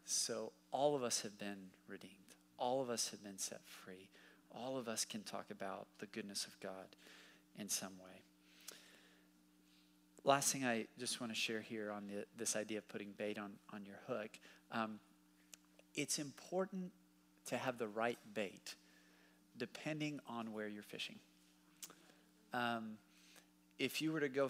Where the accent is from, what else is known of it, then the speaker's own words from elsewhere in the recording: Dallas, Texas, United States; also born or lived in Waco, Texas; now in Fort Worth, United States; I grew up in Dallas.